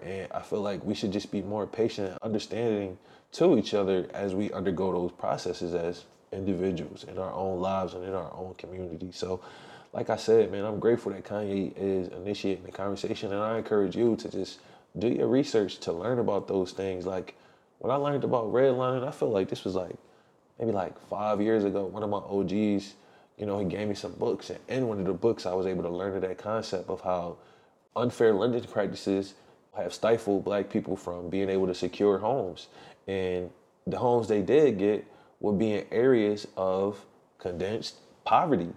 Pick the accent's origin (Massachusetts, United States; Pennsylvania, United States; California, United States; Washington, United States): Pennsylvania, United States; Philadelphia; my hometown of Philly